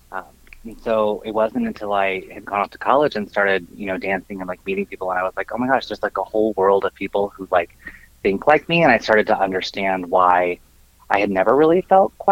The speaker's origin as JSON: {"language": "English", "region": "Arizona", "country": "United States", "tie": "born or raised there", "also_born_or_lived": "Missouri", "said": "raised here. Uh, but I was born in southern Missouri. When we were about six months old, moved out to very rural Arizona."}